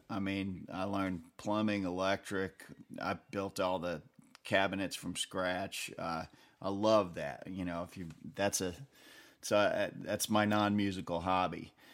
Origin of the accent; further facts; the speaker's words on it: Batavia, New York, United States; moved away as an adult; now in Nashville, United States; I grew up in, uh, Western New York between Buffalo and Rochester, a town called Batavia, New York